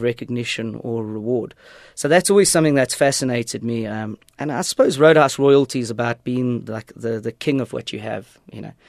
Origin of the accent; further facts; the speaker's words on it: East Rand, Gauteng, South Africa; moved away as an adult; also born or lived in England; growing up in the East Rand